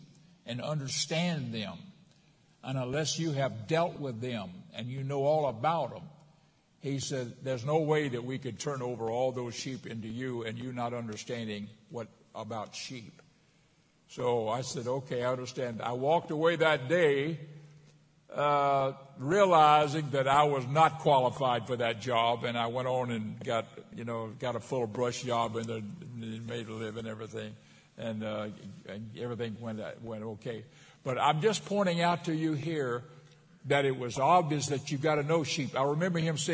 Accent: Florida, United States; in Florida

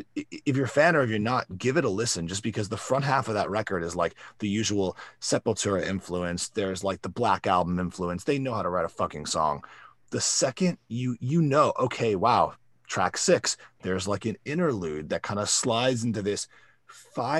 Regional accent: South Florida, United States; I was growing up in South Florida

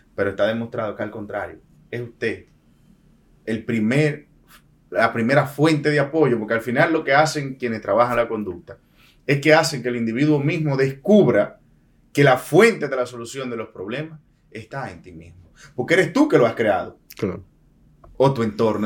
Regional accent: Dominican Republic; como un dominicano cualquiera

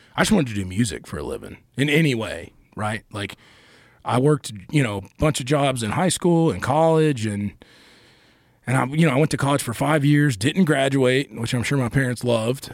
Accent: Asheville, North Carolina, United States; also born or lived in Charlotte, North Carolina; I grew up in Asheville

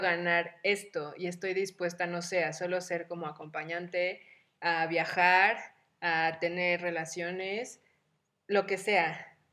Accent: Mexico; las tres somos mexicanas como buenas latinas

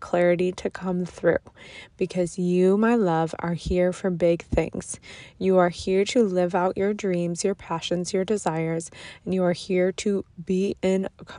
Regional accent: Buffalo, New York, United States; moved away; we are both from Buffalo

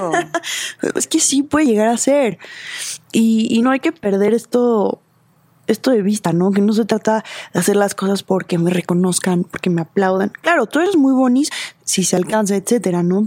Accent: Mexico; como diseñadora mexicana

